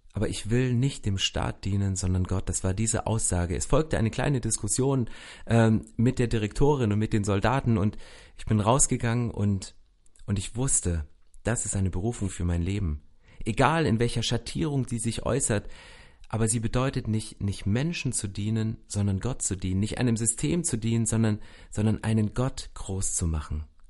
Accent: former GDR, near the border with Poland and Czechia, Saxony, Germany; ich bin in Ostdeutschland, in der ehemaligen DDR, in der Grenznähe zu Polen und Tschechien aufgewachsen

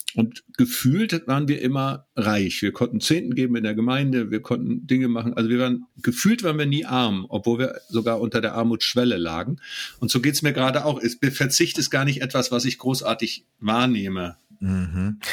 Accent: a village on the North Sea coast, Germany; now in Gera, Germany; ich bin auf dem Dorf aufgewachsen

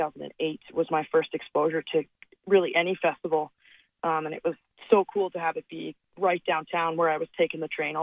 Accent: Calgary, Alberta, Canada; my hometown. And when you think about it, like Calgary's a big city

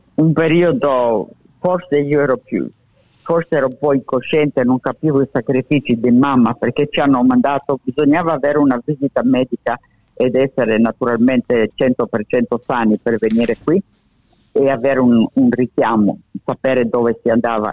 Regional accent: Alexandria, Alexandria Governorate, Egypt; first language Italian; also born or lived in Italy; now in Australia; Io vengo da Alessandria

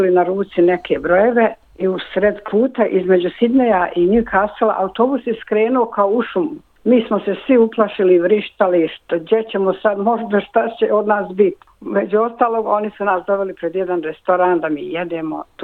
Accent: Gornji Rahić, Brčko District, Bosnia & Herzegovina; moved away as an adult; now in Australia; Rođena sam u Gornjem Mrahiću kod Brškog. Došla sam prije 52 godine u Australiju i tu sam otpočela svoj novi život.

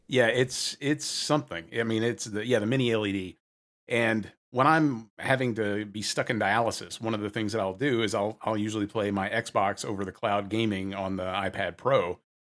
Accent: the South, United States; Growing up in the South

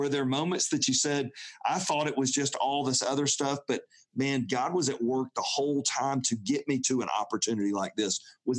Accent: Atlanta, Georgia, United States; I grew up in Atlanta

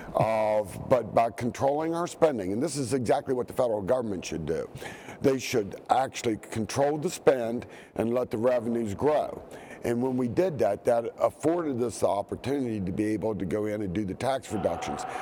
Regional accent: Eastern Panhandle, West Virginia, United States; I'm from the Eastern Panhandle

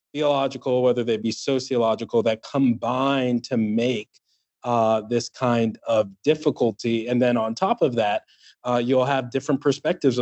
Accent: Washington, District of Columbia, United States; now in Birmingham, United States; I grew up in Washington, D.C.

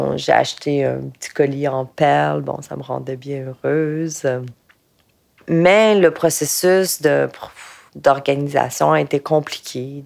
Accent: Quebec, Canada; je suis née au Québec

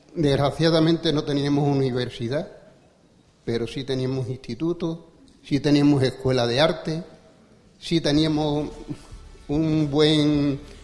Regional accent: Badajoz, Extremadura, Spain; yo me siento orgulloso de haber nacido en Badajoz, de haber ido a la escuela en Badajoz

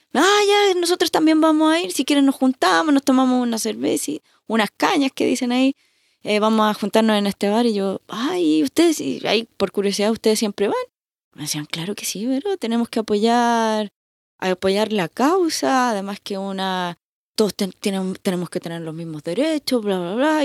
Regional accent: Chile; moved away as an adult; also born or lived in Madrid, Spain; now in Melbourne, Australia; como chilena siempre digo Po

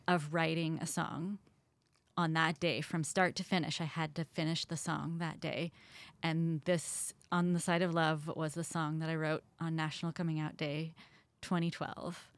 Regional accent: Columbia, Missouri, United States; moved away; I grew up in Columbia as part of a family band

